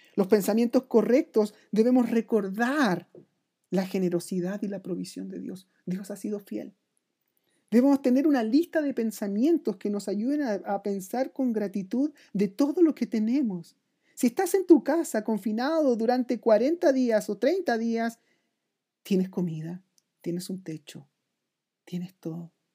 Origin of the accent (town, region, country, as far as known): Chile